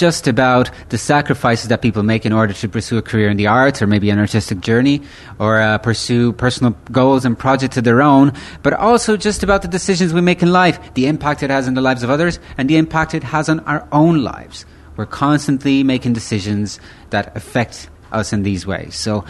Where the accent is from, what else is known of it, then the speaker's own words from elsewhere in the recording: County Galway, Connacht, Ireland; also born or lived in Italy; I was born in Italia, but I grew up in Ireland. And I've been living there since I was a baby. And I've been specifically living in County Galway.